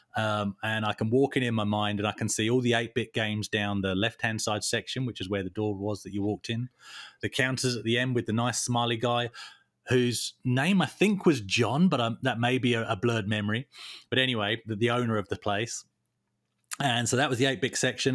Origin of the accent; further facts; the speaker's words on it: Tunbridge Wells, South East England, United Kingdom; my hometown, Tunbridge Wells